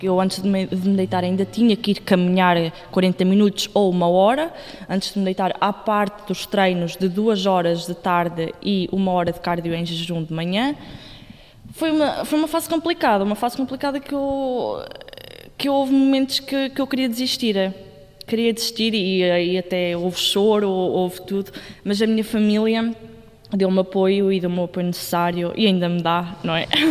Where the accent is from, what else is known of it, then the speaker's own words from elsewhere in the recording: Oliveira do Bairro, Centro, Portugal; tenho 20 anos, sou de Oliveira de Bairro